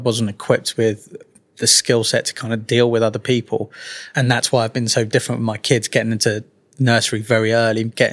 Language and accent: English; Twickenham, London, United Kingdom; accent: Mockney; also born or lived in Walsall; I was born in Walsall, which a lot of people don't know from this Mockney accent I now carry. I was very lucky that mum and dad moved to London when I was very young. They ended up in Twickenham